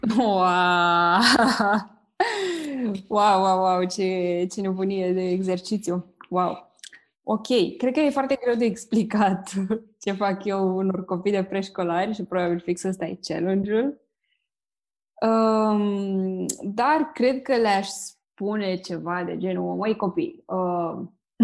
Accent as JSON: {"language": "Romanian", "country": "Romania", "said": "noi ca români"}